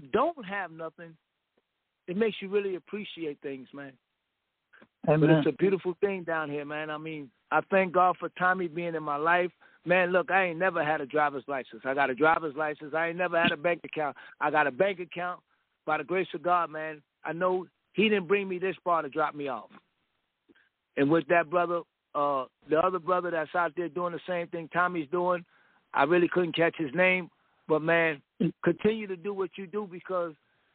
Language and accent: English; New York City, New York, United States; moved away as an adult; now in Texas, United States; I come from New York City